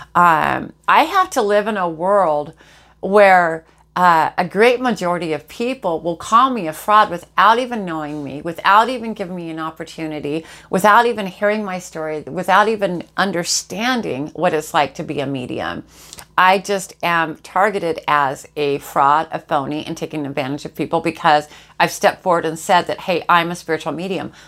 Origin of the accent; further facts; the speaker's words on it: Jacksonville, Florida, United States; I live in Jacksonville, Florida. This is this is my hometown. I'm native to here